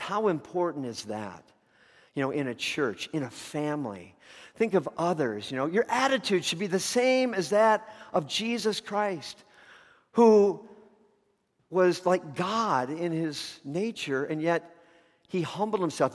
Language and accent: English; Chicago, Illinois, United States; growing up around Chicago